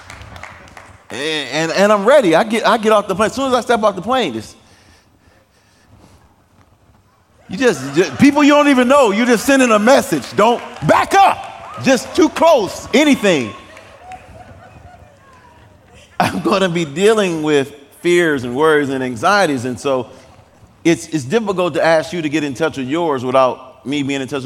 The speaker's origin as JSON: {"language": "English", "town": "Detroit", "region": "Michigan", "country": "United States", "tie": "born or raised there", "moved": "yes", "lives_now": "Nashville, United States", "said": "I grew up in Detroit's inner city"}